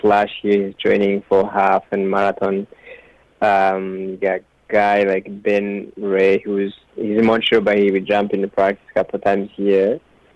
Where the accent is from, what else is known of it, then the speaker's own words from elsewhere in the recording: Rwanda; now in Canada; I grew up in Rwanda